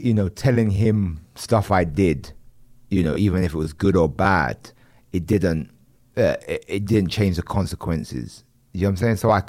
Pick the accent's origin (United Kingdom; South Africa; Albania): United Kingdom; London; I grew up in East London at a time where it was the postcode wars.